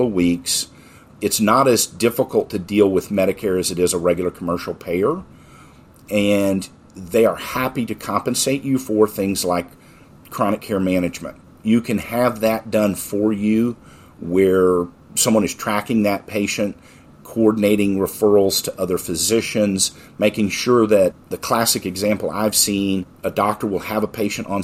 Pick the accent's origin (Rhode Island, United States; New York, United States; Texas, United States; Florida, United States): Texas, United States; I'm from Texas